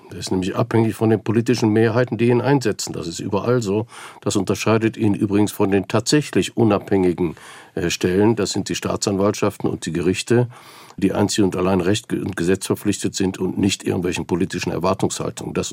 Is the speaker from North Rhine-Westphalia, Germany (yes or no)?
yes; North Rhine-Westphalia, Germany; In Nordrhein-Westfalen, in meinem Heimatland, gibt es 18 große Polizeipräsidien.